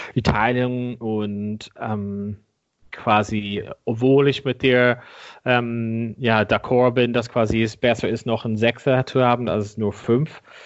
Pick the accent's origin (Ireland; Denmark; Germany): Ireland; moved away; mein Heimatland Irland